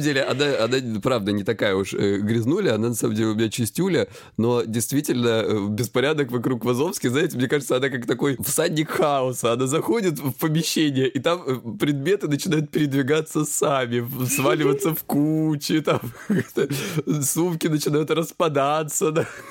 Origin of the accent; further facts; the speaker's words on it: Krasnodar Krai, Russia; я с Кубани